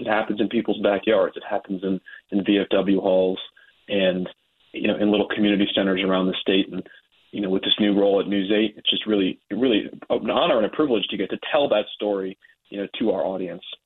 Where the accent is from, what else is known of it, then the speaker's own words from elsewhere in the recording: Trumbull, Connecticut, United States; I grew up in Trumbull